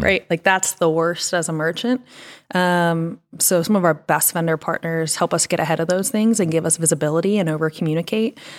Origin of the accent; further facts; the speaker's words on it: Pennsylvania, United States; also born or lived in Florida; now in Northwest Arkansas, United States; Pennsylvania, went to school in Florida